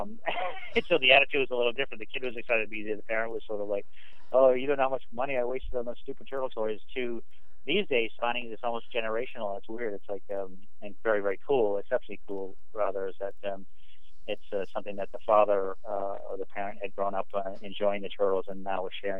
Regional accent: Maine, United States; I grew up in Maine

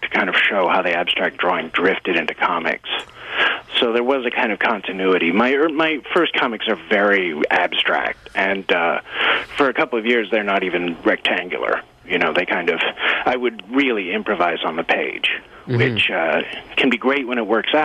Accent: Connecticut, United States; moved away as an adult; also born or lived in England / New York; I grew up partly in England, but mostly in Connecticut.

